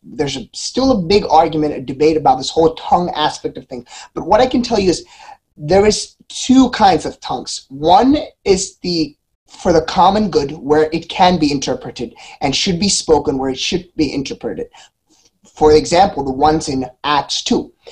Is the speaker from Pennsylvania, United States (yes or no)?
yes; Philadelphia, Pennsylvania, United States; I'm from Philly.